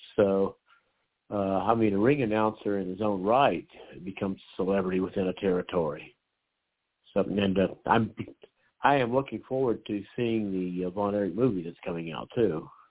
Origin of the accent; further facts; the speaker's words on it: Clovis, New Mexico, United States; now in Texas, United States; my hometown of Clovis